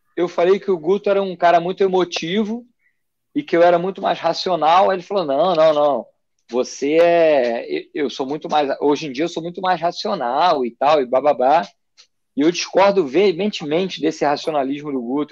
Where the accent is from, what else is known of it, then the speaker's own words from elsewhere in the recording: Rio de Janeiro, Brazil; eu vim do Rio de Janeiro